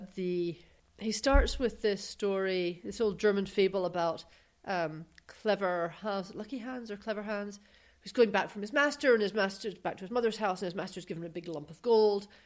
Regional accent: United Kingdom; now in United States; we're from Britain

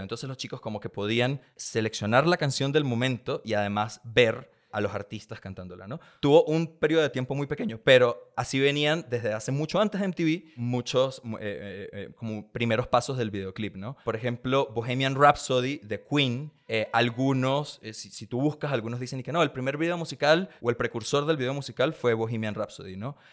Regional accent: San Antonio del Táchira, Táchira, Venezuela; now in Mexico; yo crecí en un pueblito llamado San Antonio del Táchira, en la frontera entre Venezuela

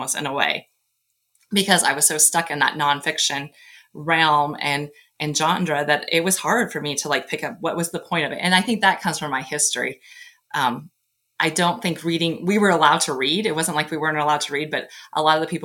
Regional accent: Nebraska, United States; I'm from Nebraska

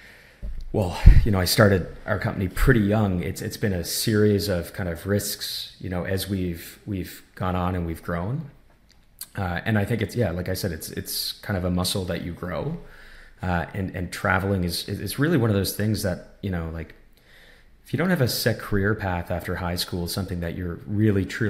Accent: small town on the East Coast of Canada, Canada; growing up in Canada in a lot of ways, especially in a small town like where I'm from on the East Coast

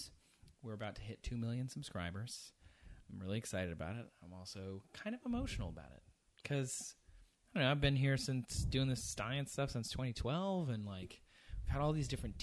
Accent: Midwest, United States; moved away as an adult; also born or lived in London; I grew up in the Midwest

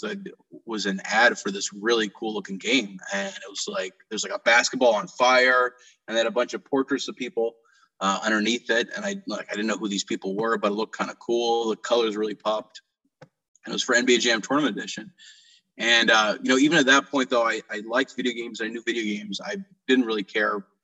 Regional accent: Karachi, Sindh, Pakistan; moved away; I grew up over in Karachi, Pakistan

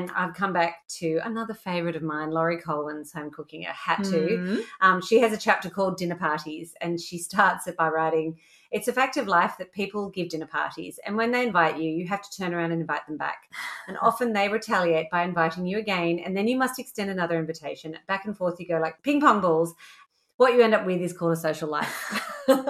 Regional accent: Orange, New South Wales, Australia; I am from Orange, New South Wales

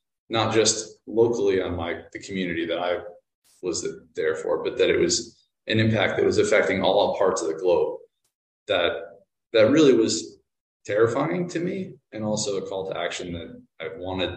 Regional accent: New York City, New York, United States; moved away; growing up in New York

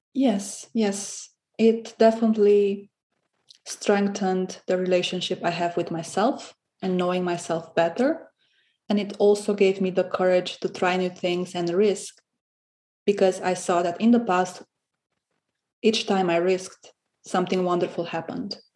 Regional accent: Romania; English is a second language; moved away as an adult; also born or lived in Cluj-Napoca, Romania; now in Berlin, Germany; I moved from Romania to Berlin in 2015 for my studies

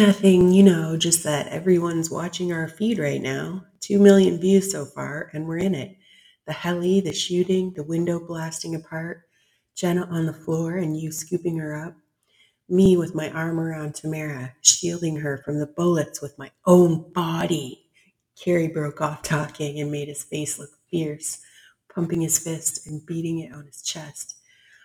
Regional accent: Canada; I'm one Canadian

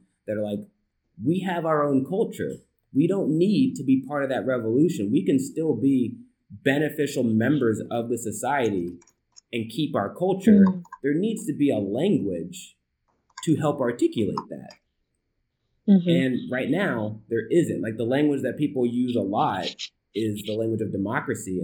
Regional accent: United States; as an American

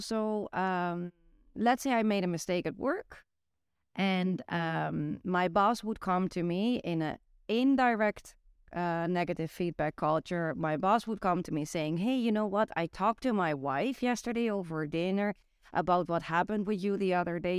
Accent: Netherlands; English is a second language; moved away; growing up in the Netherlands

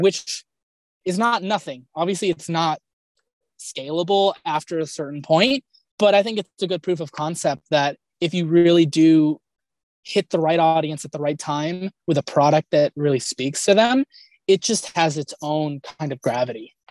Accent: Los Angeles, California, United States; born and raised in Southern California. I was born in the Kaiser in Woodland Hills, California, and lived in the Glendale, Pasadena area my entire life

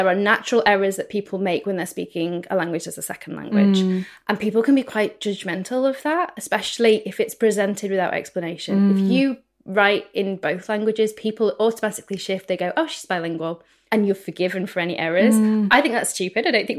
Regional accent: United Kingdom; We're speaking here as two Brits.

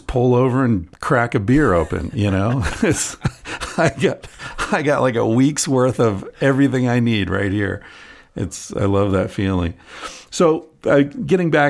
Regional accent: Pennsylvania, United States; I grew up in Pennsylvania.

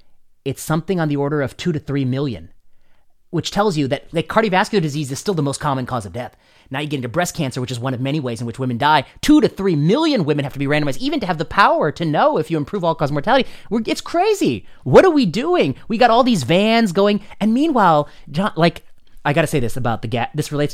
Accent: India; I like a gas stove because I'm an Indian, and in Indian cooking, you need a certain way of cooking that thing.

